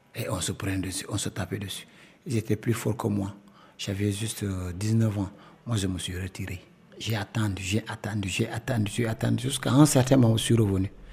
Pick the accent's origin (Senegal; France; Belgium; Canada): Senegal; Casamance; je suis euh, de la Casamance